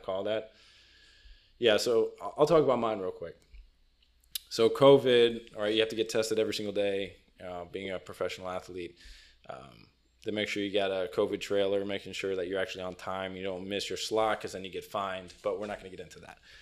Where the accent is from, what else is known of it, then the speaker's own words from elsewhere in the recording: South Florida, United States; also born or lived in Cincinnati; I am South Florida kid, born and raised